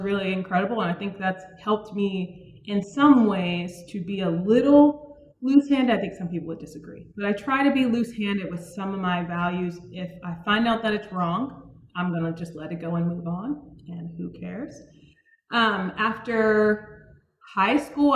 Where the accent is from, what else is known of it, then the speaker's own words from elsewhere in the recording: Suitland, Maryland, United States; So I'm originally from Maryland. I grew up in a town right outside of Washington, D.C. called Suitland